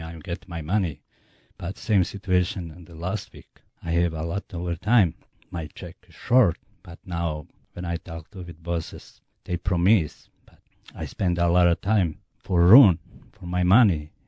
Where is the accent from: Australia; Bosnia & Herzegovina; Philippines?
Bosnia & Herzegovina; English is a second language; moved away as an adult; now in United States; I'm from Bosnia